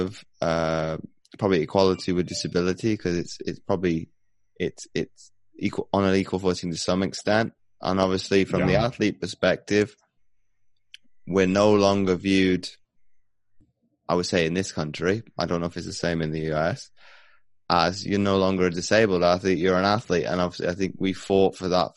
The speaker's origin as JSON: {"language": "English", "country": "United Kingdom", "said": "being a British athlete"}